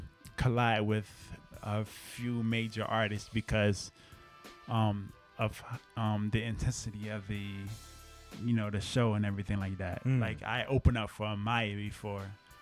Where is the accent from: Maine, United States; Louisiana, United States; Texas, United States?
Louisiana, United States; New Orleans; also born or lived in East Coast; And I was from New Orleans, but I was in the East Coast. I came here.